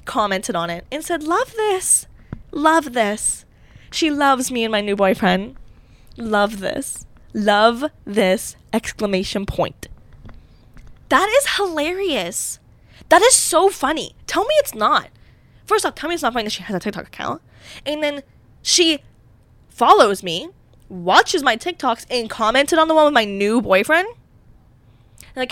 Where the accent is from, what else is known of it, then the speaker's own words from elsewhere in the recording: Pittsburgh, Pennsylvania, United States; I'm from Pittsburgh.